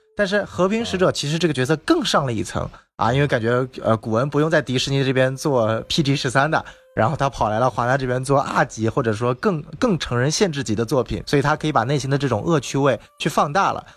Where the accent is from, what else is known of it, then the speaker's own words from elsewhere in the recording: China; also born or lived in Los Angeles, United States; 我是来自中国的